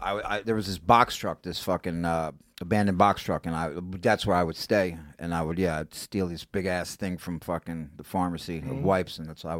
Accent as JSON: {"language": "English", "town": "New York City", "region": "New York", "country": "United States", "tie": "born or raised there"}